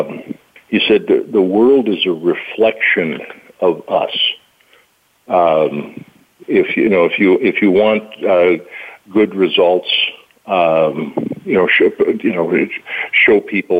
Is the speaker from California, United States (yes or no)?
no; Valley City, North Dakota, United States; I was raised in Valley City